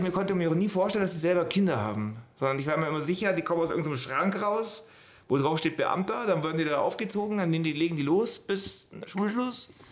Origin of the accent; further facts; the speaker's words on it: Allgäu, Bavaria, Germany; ich bin im Allgäu groß geworden